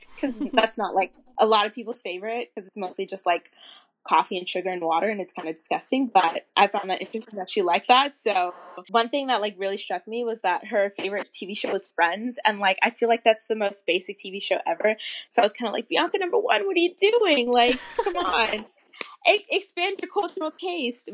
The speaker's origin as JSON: {"language": "English", "region": "Florida", "country": "United States", "said": "I'm kind of from the South. I'm from Florida."}